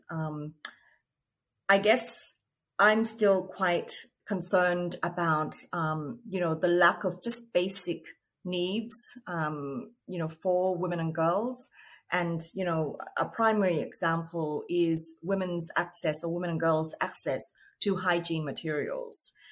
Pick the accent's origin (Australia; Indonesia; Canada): Australia; now in New York, United States; Um, I am Australian um, in terms of my citizenship, but currently living in New York.